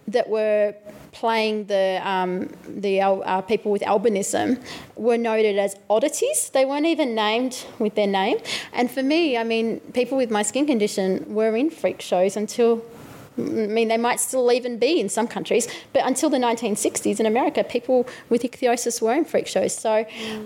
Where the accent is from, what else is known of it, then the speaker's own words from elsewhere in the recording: Albury, New South Wales, Australia; moved away; my hometown of Albury, which is quite not diverse, and hence why I left